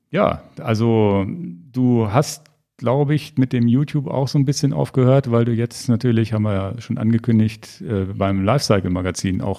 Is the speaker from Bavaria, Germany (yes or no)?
no; Hannover, Lower Saxony, Germany; Ich bin in Hannover geboren.